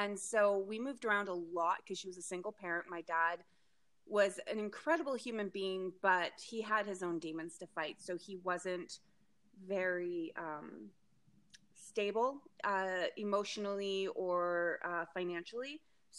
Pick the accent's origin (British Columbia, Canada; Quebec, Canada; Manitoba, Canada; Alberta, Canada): British Columbia, Canada; White Rock; born there; I was raised all over the place, but I was born in White Rock, British Columbia.